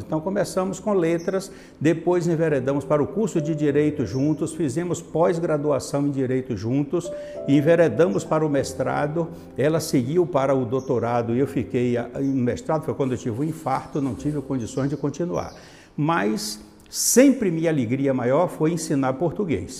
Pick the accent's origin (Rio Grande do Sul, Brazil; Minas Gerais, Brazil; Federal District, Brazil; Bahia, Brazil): Bahia, Brazil; Itabuna; also born or lived in Manaus, Amazonas; Nasci em Manaus, no Amazonas, e vim com um ano para Itabuna. Quando registrou, eu fui registrado aqui como itabunense